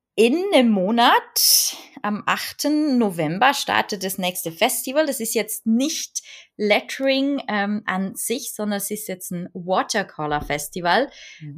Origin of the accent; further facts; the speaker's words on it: Switzerland; bei uns in der Schweiz